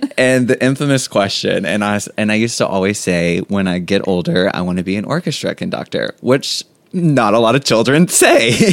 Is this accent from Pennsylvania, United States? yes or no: no; Jones Springs, Louisiana, United States; also born or lived in Baton Rouge, Louisiana; I grew up in Jones Springs, in the community of Jones Springs. I went to Jones Springs High School